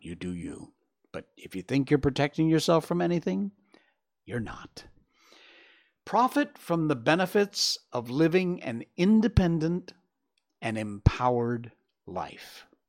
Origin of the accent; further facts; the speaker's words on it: Cornwall, Connecticut, United States; moved away; my hometown back in Cornwall, Connecticut